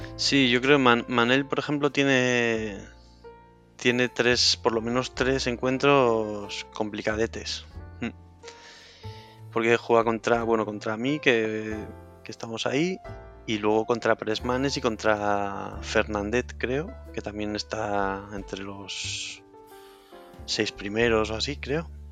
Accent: Cantabria, Spain; moved away; also born or lived in Madrid; como estaba en Madrid y soy de Cantabria

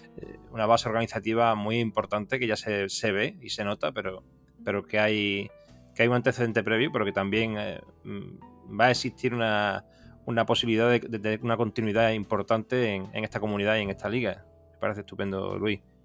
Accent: Seville, Andalusia, Spain; yo soy de Sevilla

